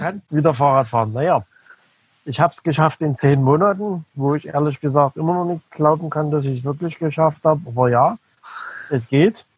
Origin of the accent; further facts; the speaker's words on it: Dresden, Saxony, Germany; accent: Saxon; Ich komme aus Dresden